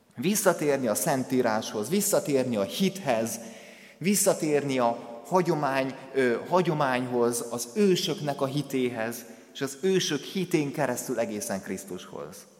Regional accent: Kondoros, Békés, Hungary; moved away; az a templom, ahonnan én származom, a Békés megyei Kondorosnak az evangélikus temploma

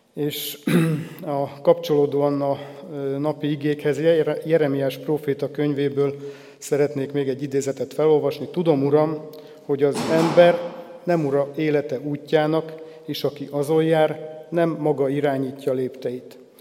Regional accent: Jászkarajenő, Pest, Hungary; also born or lived in Nagykőrös; Jászkora Jenői római katolikus falusi családba születtem, ahol a vallásos nevelés magától értetődő volt. A falu református negyedében a református templom és a parókia között van a szüleim háza, így gyermekkoromtól volt némi kapcsolatom a reformátusokkal

